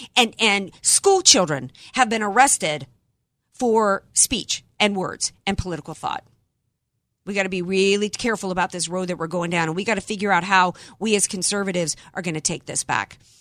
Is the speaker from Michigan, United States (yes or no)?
no; New Orleans, Louisiana, United States; born or raised there